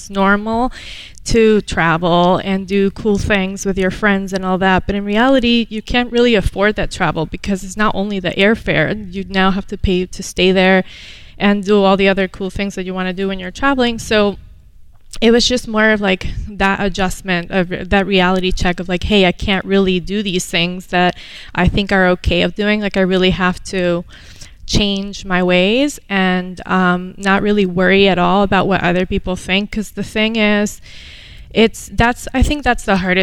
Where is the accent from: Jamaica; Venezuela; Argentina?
Venezuela; moved away as an adult; now in United States; I was born here, moved to Venezuela when I was 7, and came back at the age of 19, ready for college